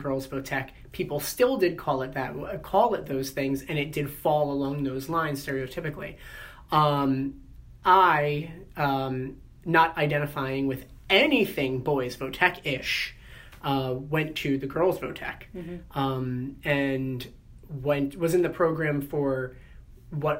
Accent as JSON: {"language": "English", "town": "Woodbridge", "region": "New Jersey", "country": "United States", "tie": "born or raised there", "said": "I'm from Middlesex County. Grew up in Woodbridge"}